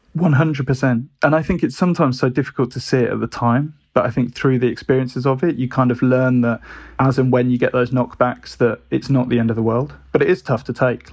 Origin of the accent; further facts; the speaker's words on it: Birmingham, West Midlands, United Kingdom; moved away as an adult; also born or lived in Brighton; growing up in Birmingham